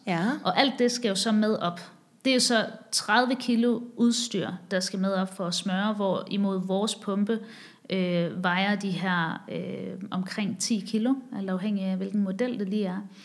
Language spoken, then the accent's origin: Danish; Haderslev, Southern Denmark, Denmark; moved away as an adult; also born or lived in Copenhagen / Asia / Chicago; jeg er vokset op i Sønderjylland, i Haderslev